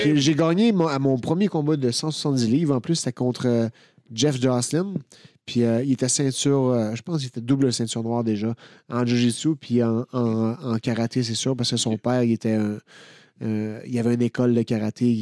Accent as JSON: {"language": "French", "town": "Victoriaville", "region": "Quebec", "country": "Canada", "tie": "born or raised there", "moved": "yes", "said": "je suis allé à, Victoriaville, ma, ville natale."}